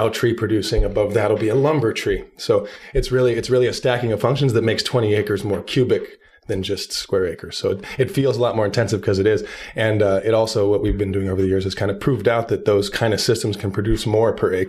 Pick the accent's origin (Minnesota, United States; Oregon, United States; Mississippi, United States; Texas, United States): Oregon, United States; Southern; also born or lived in Portland, Oregon; I lived in Portland for years. I grew up in Southern Oregon.